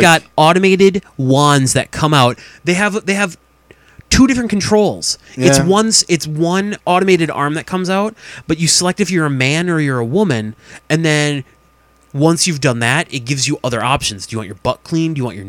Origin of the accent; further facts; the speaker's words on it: Midwest, United States; we're from the Midwest.